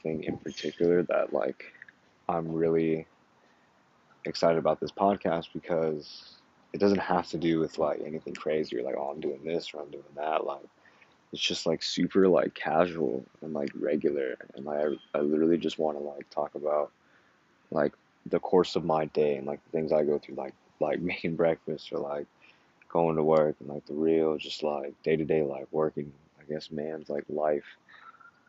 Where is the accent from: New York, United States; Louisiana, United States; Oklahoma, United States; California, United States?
California, United States; Yucaipa; now in San Francisco, United States